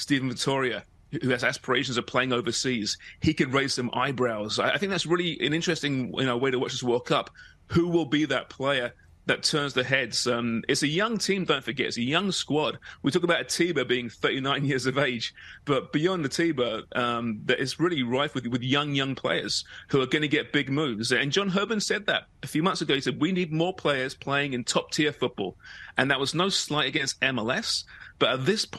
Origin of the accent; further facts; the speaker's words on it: England, United Kingdom; as an Englishman